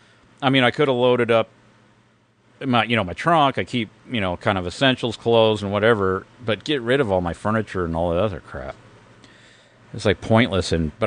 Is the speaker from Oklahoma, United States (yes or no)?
yes; Oklahoma, United States; also born or lived in Los Angeles, United States; I was born in Los Angeles. I lived there till I was 10 years old, something like that. Moved to Oklahoma.